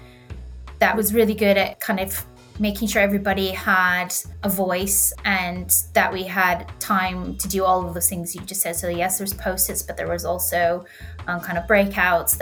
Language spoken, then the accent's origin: English; Canada; moved away as an adult; also born or lived in London, United Kingdom; now in Cornwall, United Kingdom; I actually grew up basically the middle of nowhere in the foothills of the Rockies in Canada and moved to the UK to study the London School of Economics.